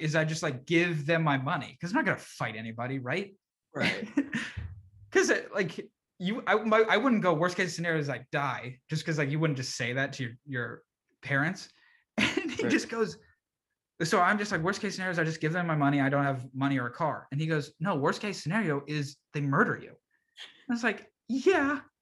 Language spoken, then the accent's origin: English; Reston, Virginia, United States; moved away; I'm from Reston